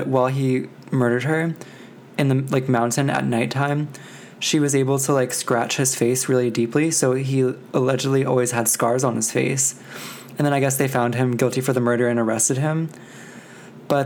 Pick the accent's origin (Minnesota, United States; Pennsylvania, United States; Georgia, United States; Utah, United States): Pennsylvania, United States; Pennsylvania Coal Region, United States; my hometown